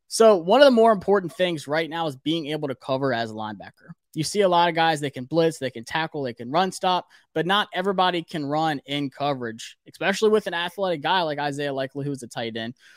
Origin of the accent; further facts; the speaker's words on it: Greenville, South Carolina, United States; I'm from Greenville